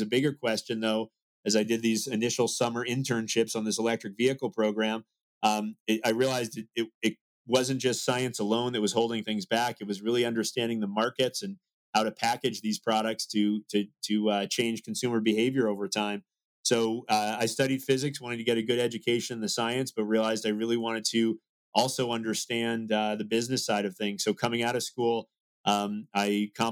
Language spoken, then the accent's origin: English; Salem, Massachusetts, United States; I grew up in Salem, Massachusetts